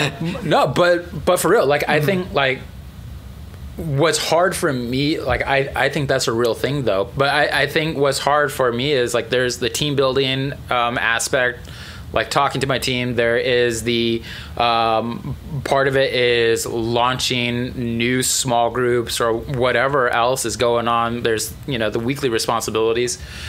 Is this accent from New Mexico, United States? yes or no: yes; Albuquerque, New Mexico, United States; Yeah, I grew up in Albuquerque.